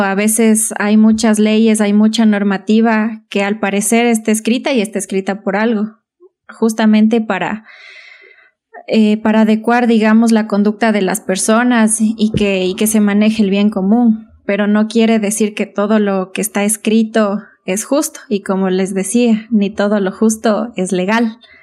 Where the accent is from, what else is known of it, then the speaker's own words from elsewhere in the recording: Imbabura, Ecuador; also born or lived in Otavalo (Valle del Amanecer) / Ibarra; tengo un recorrido por, por algunos cantones de Imbabura. Estudié aquí en la escuela, en la Santa Luisa de Marillac, Luego me fui al Valle del Amanecer a estudiar el colegio